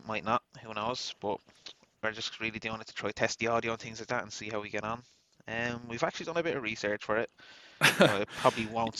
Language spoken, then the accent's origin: English; Dublin, Leinster, Ireland; We're just two lads from Dublin, Ireland, in our 20s, and we actually came up with the name because we're both from Dublin 24 originally